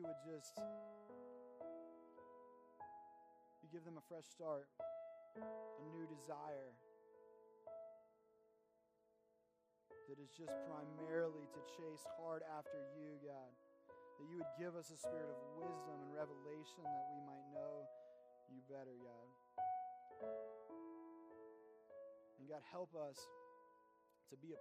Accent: Kentucky, United States; moved away; I come from Kentucky

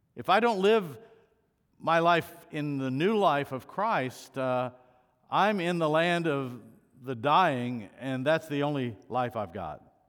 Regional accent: United States; being an American

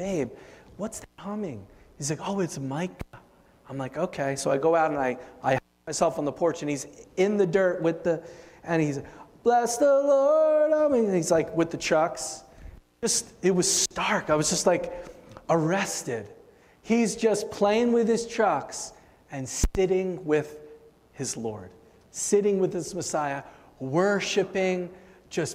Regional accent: Philadelphia, Pennsylvania, United States; I came from Philly

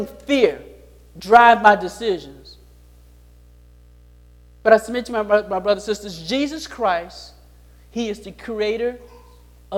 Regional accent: Chicago, Illinois, United States; I grew up in Chicago

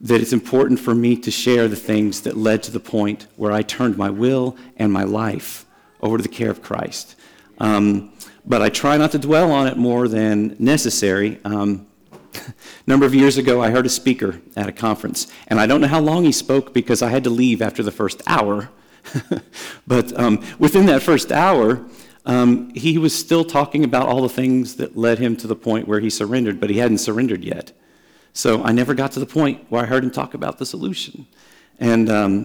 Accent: Dallas, Texas, United States; I grew up in Dallas

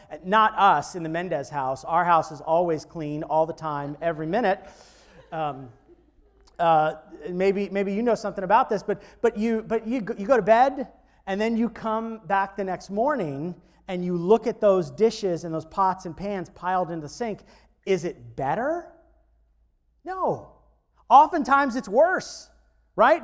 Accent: Florida, United States; growing up in Florida

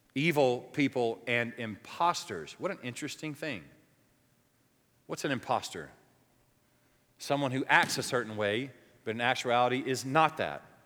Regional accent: the South, United States; moved away; where I grew up in the South

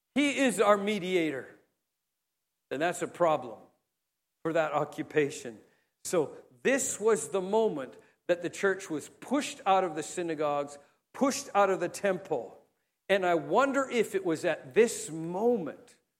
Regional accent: Canada; as a Canadian, my generation

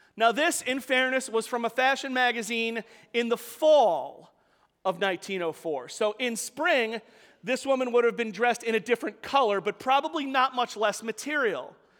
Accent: New York City, New York, United States; I grew up in Staten Island with a nice, lovely little, you know, working class, like, middle class house

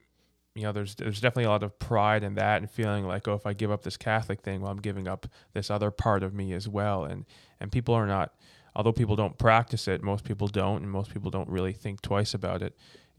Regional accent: Newfoundland and Labrador, Canada; born there; was born in Grace in 1998.

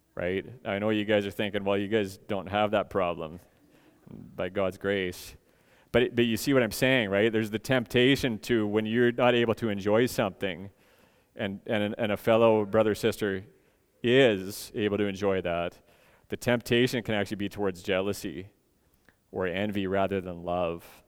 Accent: Edmonton, Alberta, Canada; moved away; I come from Edmonton

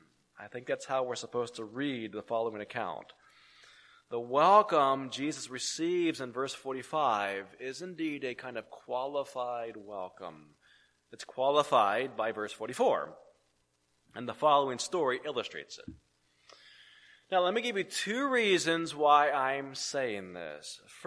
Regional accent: San Francisco, California, United States; I will sometimes be asked, "Well, where were you born?" And I will say, "Well, I was born in San Francisco," or "I was born in California." Either way, you get the point. I was born out on the left coast

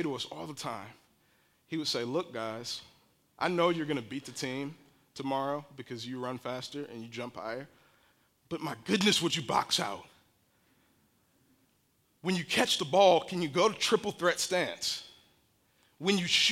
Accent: Barberton, Ohio, United States; I lived and grew up in a community in Barberton that rubs right up against Akron and Kenmore.

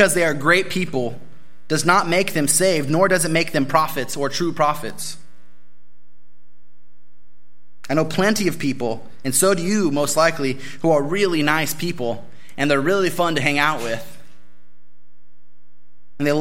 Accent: Bakersfield, California, United States; I'm from Bakersfield

